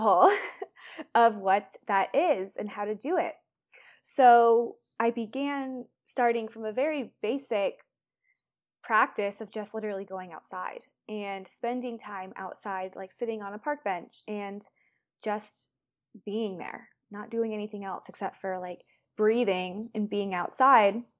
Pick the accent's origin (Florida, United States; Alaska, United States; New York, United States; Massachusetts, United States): Florida, United States; moved away as an adult; now in London, United Kingdom; I'm from Florida.